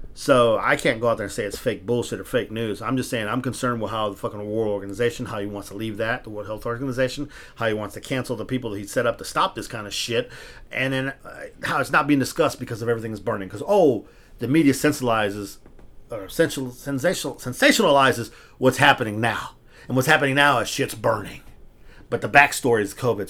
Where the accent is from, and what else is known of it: United States; born or raised there; also born or lived in Texas